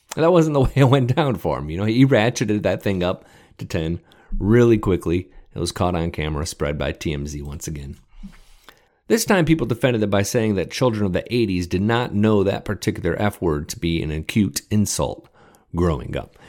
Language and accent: English; Detroit, Michigan, United States; I grew up in Metro Detroit, middle class